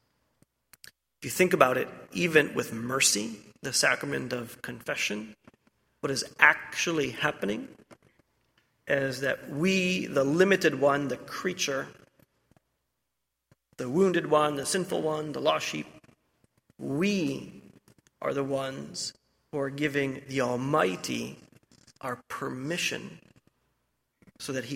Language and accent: English; Ohio, United States; I'm from Ohio